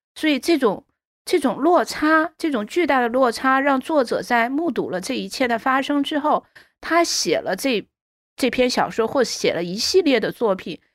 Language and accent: Chinese; China; 我们中国人